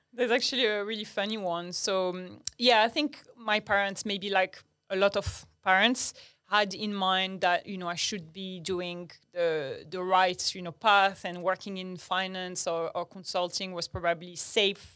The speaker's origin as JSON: {"language": "English", "town": "Agadir", "region": "Souss-Massa", "country": "Morocco", "tie": "born or raised there", "also_born_or_lived": "France", "second_language": "English", "moved": "as an adult", "lives_now": "Australia", "said": "I grew up in Morocco"}